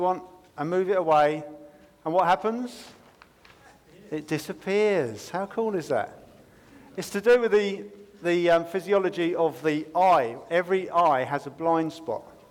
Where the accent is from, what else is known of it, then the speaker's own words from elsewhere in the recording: United Kingdom; we're British